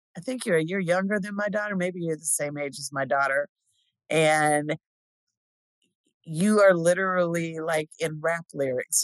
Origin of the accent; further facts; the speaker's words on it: Pomona, California, United States; moved away; also born or lived in Fontana, California; as a kid growing up in Fontana and Pomona, um specifically the Pomona San Dimas area